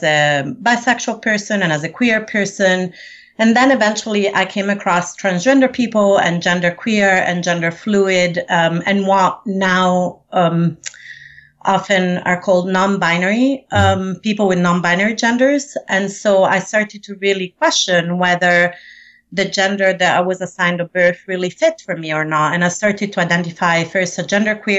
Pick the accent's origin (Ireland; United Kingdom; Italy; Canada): Italy; Rome, Lazio; also born or lived in Sicily; I was born in Rome, Italy. My mom is from Sicily, so I also spent a lot of time in Sicily